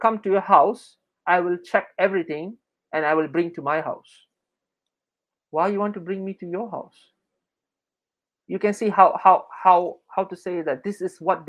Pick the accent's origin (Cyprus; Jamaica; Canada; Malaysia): Malaysia; Selangor; moved away as an adult; I'm from Selangor